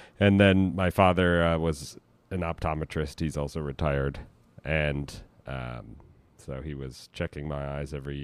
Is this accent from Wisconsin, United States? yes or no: yes; Manitowoc, Wisconsin, United States; moved away as an adult; also born or lived in Washington, D.C.; I'm from Manitowoc, Wisconsin, a small town just a little south of Green Bay on Lake Michigan